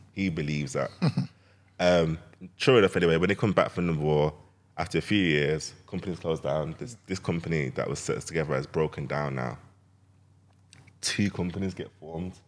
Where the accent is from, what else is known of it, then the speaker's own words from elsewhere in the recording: Jamaica; I'm Jamaican.